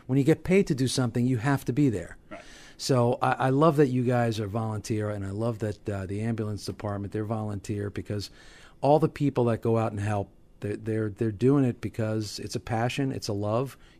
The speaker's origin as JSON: {"language": "English", "town": "Hawthorne", "region": "New Jersey", "country": "United States", "tie": "born or raised there", "said": "I grew up in Hawthorne, you know, spent my whole life here"}